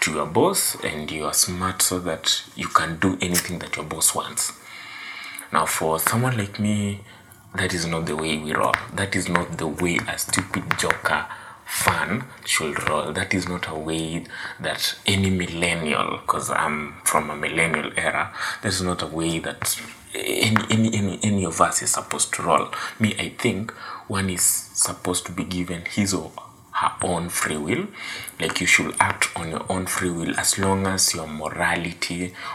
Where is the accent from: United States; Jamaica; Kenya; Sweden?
Kenya; I'm from Kenya